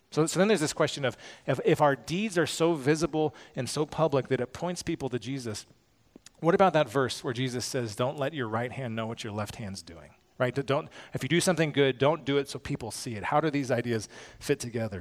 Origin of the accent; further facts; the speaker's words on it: United States; as American Christians